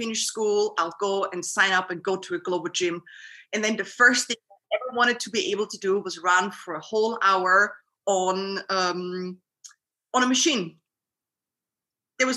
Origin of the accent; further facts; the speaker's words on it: Vienna, Austria; I'm from Vienna, Austria, which is not so far away from Zurich. And I'm living here my whole life